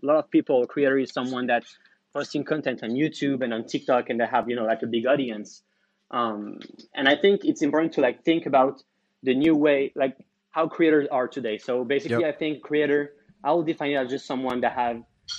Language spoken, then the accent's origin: English; France; moved away as an adult; also born or lived in Paris / Amsterdam; now in San Francisco, United States; I'm originally from France